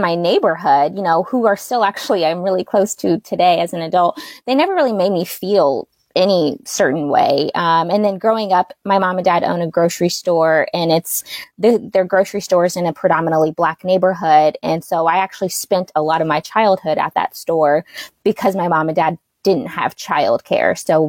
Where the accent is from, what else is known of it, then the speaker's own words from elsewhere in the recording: Southern Indiana, United States; My mom and dad were born and raised in Palestine